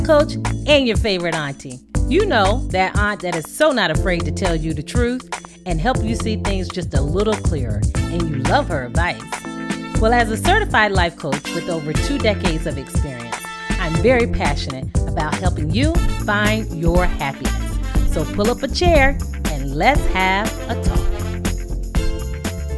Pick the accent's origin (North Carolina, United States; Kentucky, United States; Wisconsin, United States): North Carolina, United States; moved away as an adult; now in Connecticut, United States; I'm originally from North Carolina, from the Tar Heels State